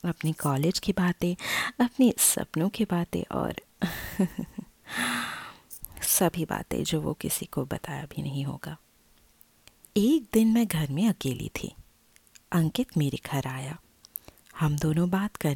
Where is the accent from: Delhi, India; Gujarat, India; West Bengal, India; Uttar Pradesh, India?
Delhi, India; मैंने आपको बताया कि मैं दिल्ली की रहने वाली हूँ और सबको तो पता ही है कि दिल्ली में कितने लोग किराए में रहते हैं